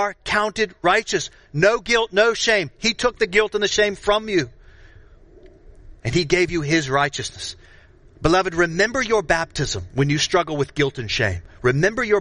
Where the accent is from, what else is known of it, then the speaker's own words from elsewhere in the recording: Florida, United States; I grew up in Florida